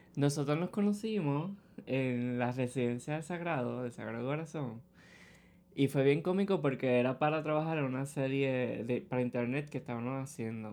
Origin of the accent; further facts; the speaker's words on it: Ponce, Puerto Rico; moved away as an adult; now in San Juan, Puerto Rico; soy de Ponce. Vine acá a estudiar a San Juan